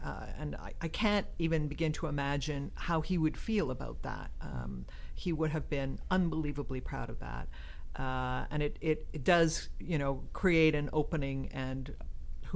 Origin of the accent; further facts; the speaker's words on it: Ontario, Canada; moved away as an adult; also born or lived in Lethbridge, Alberta; now in Edmonton, Canada; I had been in Ontario. I'm from Ontario originally, and I went to the University of Western Ontario in journalism